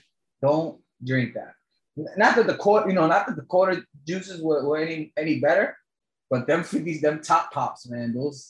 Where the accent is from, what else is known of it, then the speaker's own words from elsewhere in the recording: New York City, New York, United States; growing up in New York City in the 90s